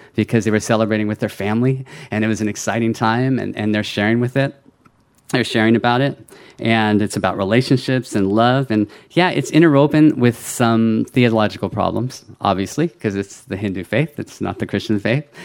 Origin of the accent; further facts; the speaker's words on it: California, United States; I was born in California, though. I was a first generation American